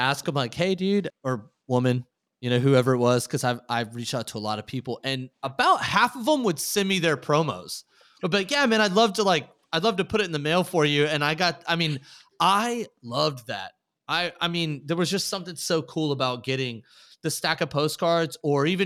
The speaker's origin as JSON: {"language": "English", "region": "Texas", "country": "United States", "tie": "born or raised there", "said": "I grew up in Texas"}